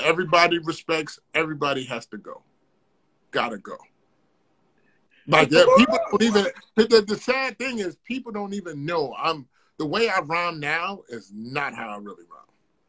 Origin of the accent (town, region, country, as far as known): Virginia, United States